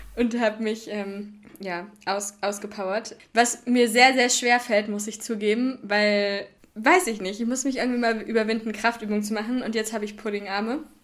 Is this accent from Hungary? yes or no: no; Hoher Meißner area, middle of Germany, Hesse, Germany; moved away; also born or lived in Kiel; da, wo ich herkomme, haben wir, haben wir eine richtig schöne Loipe auf dem Hohen Meißner